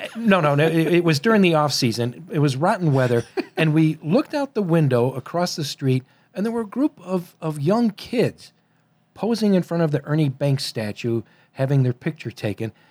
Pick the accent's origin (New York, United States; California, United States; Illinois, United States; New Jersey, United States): Illinois, United States; Chicago; I was born and raised in Chicago